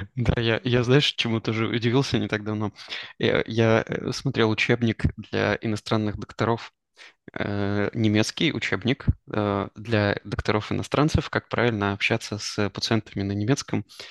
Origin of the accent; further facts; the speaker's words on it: Kostroma, Kostroma Oblast, Russia; moved away; also born or lived in Israel; мы с тобой из Костромы